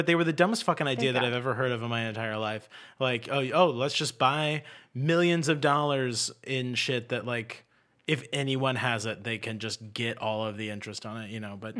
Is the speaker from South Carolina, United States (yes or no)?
yes; Charleston, South Carolina, United States; I'm from Charleston. We all have treadmills on our docks.